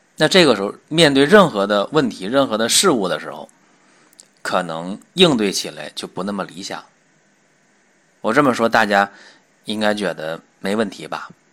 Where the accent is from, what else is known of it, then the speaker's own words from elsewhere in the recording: China; 我们中国人黄种人的脸色